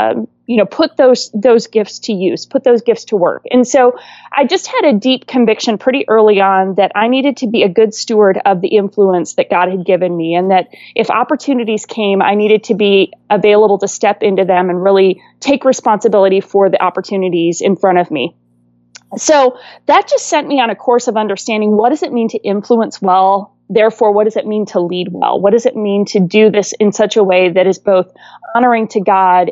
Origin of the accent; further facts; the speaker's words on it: Wisconsin, United States; moved away; also born or lived in California; I was born and raised in Wisconsin and swore I'd never move back